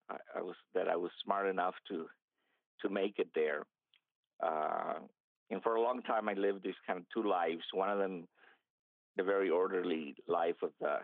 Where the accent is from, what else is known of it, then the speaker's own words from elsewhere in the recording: El Paso, Texas, United States; English is a second language; also born or lived in Tampico, Mexico; we came to El Paso, Texas